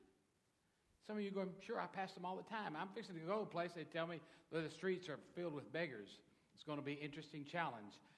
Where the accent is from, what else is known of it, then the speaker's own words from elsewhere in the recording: Dallas, Texas, United States; I was born in Texas, Dallas, Texas, even better, though I've lived in the United States all of my life